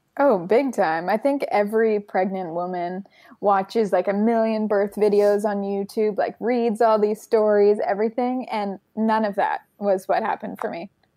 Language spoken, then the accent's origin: English; Canada; now in France; I am Canadian.